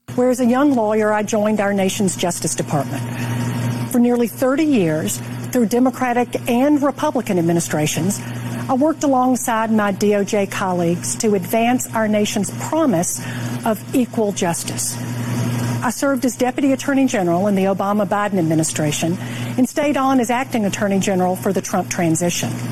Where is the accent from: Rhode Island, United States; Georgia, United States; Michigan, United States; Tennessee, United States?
Georgia, United States; Atlanta; I'm here in my hometown of Atlanta